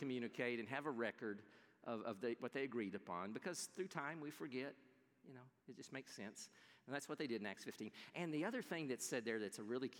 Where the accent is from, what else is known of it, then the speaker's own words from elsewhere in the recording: Texas, United States; I'm from Texas